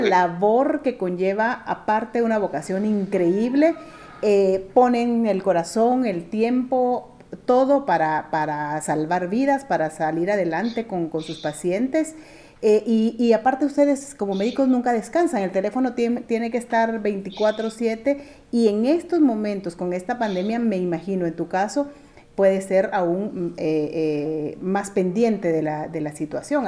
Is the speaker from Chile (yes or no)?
no; Guatemala; como guatemaltecos responsables